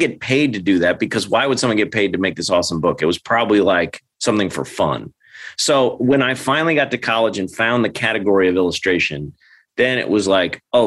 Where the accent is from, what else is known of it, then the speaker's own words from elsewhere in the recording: St. Louis, Missouri, United States; I'm from St. Louis, and the Cardinals play here.